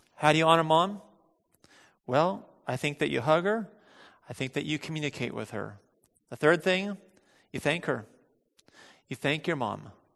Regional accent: United States; as American bel-, Christians

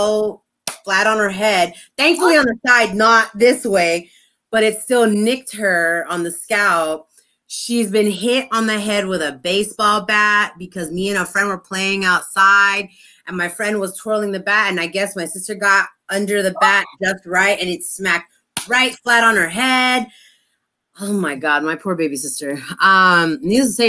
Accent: Los Angeles, California, United States; I grew up in the 80s and 90s in Highland Park

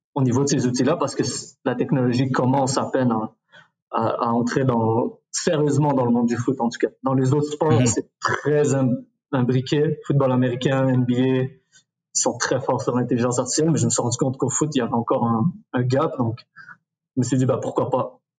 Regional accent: Quebec, Canada; also born or lived in Morocco; on, est pas mal au Québec

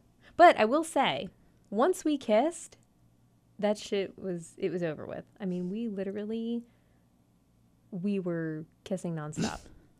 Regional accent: Davie, Florida, United States; moved away; I'm from Davie. Represent the 305-954.

